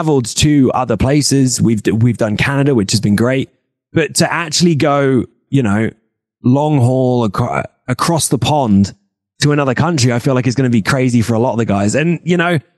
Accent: United Kingdom; moved away; as a British lad growing up

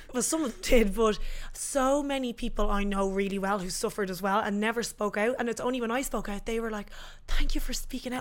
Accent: Swords, Leinster, Ireland; I'm from Swords, Dublin, Ireland

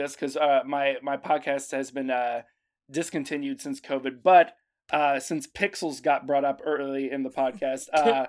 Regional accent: Louisville, Kentucky, United States; Louisville, Kentucky, my hometown

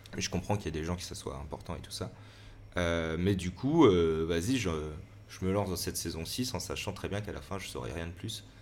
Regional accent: Valence, Auvergne-Rhône-Alpes, France; moved away as an adult; also born or lived in Lyon; j'ai grandi à Valence et j'ai fait une année de fac à Lyon.

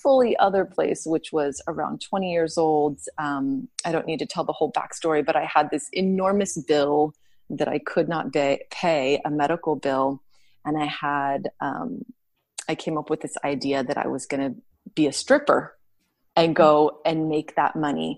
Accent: Southern California, United States; I was raised in Southern California where it was warm

